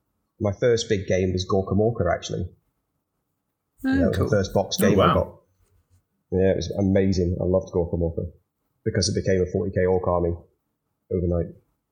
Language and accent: English; Edinburgh, Scotland, United Kingdom; So you won't note for my accent too much, but I am actually Scottish. So I grew up in Edinburgh.